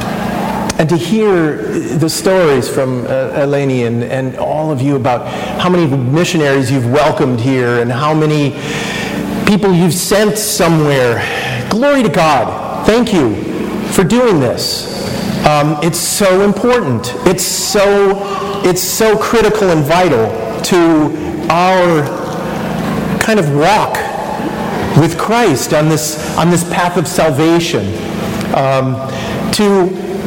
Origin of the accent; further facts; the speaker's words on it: Wisconsin, United States; moved away as an adult; also born or lived in East Coast; now in Kansas City, United States; I was born in the Midwest. I grew up in Wisconsin